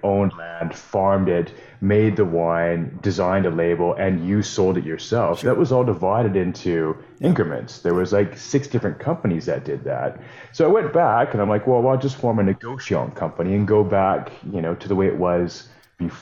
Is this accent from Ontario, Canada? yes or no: no; Saskatoon, Saskatchewan, Canada; now in Calgary, Canada; I grew up in Saskatoon.